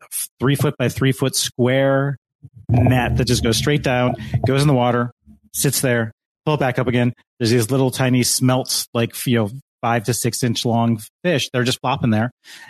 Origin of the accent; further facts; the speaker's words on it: Lake Michigan, Midwest, United States; I have gone fishing growing up on Lake Michigan.